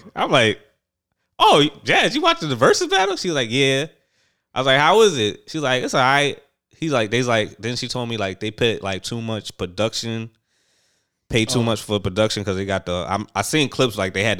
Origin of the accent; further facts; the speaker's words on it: New York City, New York, United States; I'm from Brooklyn.